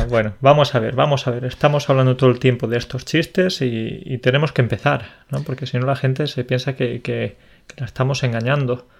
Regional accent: Andalusia, Spain; Yo soy andaluz

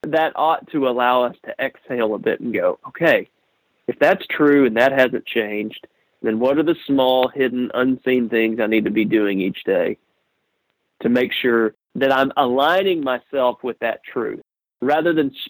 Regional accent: Texas, United States; I'm a redneck from Texas

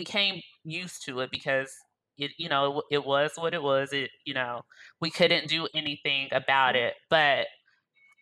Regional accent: Arkansas, United States; moved away as an adult; also born or lived in Illinois; I grew up in Arkansas, which is a southern state.

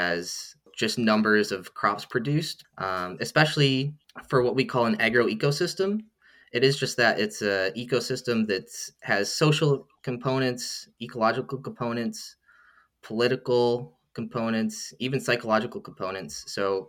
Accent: Iowa, United States; moved away; I'm actually from the US and I grew up in Iowa

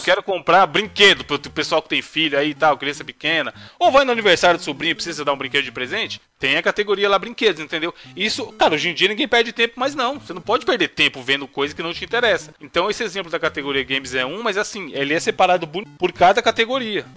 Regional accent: Brazil; A gente é brasileiro

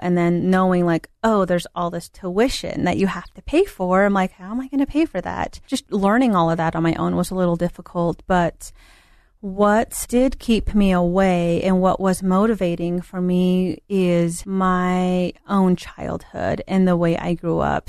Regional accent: Hogback, New Mexico, United States; moved away; I grew up in the Four Corners area down in New Mexico um, a little town called Hogback, New Mexico.

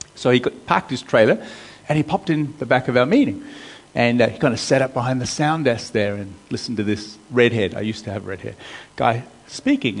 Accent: United States; moved away as an adult; also born or lived in Melbourne, Australia / Rockhampton, Queensland, Australia; now in Australia; I was born in Melbourne, grew up in America

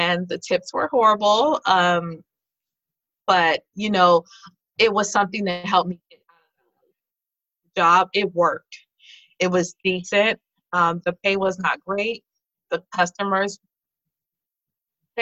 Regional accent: California, United States; also born or lived in Denver, Colorado; now in Watertown, United States; I was originally from California.

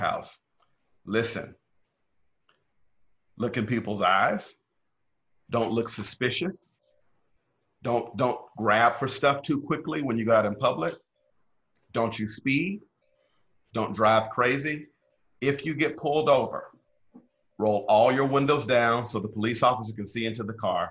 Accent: Pearl, Mississippi, United States; now in Indian Wells, United States; I grew up in the South, Black church tradition. Pearl, Mississippi is where I come from

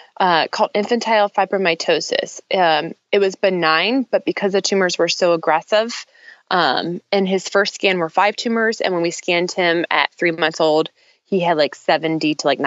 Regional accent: the South, United States; moved away as an adult; now in Washington, D.C. area, United States; So I am a Southern girl transplanted to the DC area because I met my husband at Clemson University.

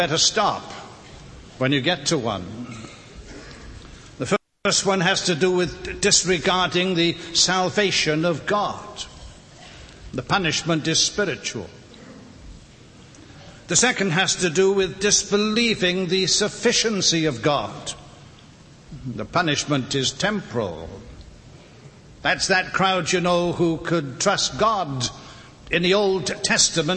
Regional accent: Wales, United Kingdom; now in North Carolina, United States; Some of you perhaps are unfamiliar with my accent. I live in North Carolina, but I wasn't born there. I was born in the little country of Wales

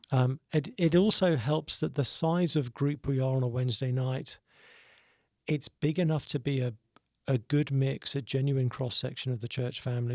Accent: South East England, United Kingdom; moved away as an adult; now in Nashville, United States; grew up in Southeast England.

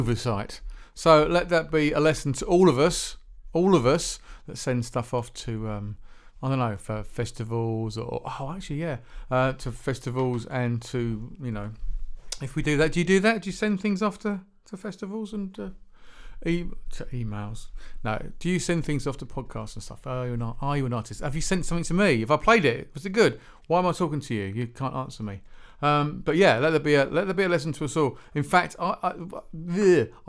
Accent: England, United Kingdom; Being an English singer-songwriter myself

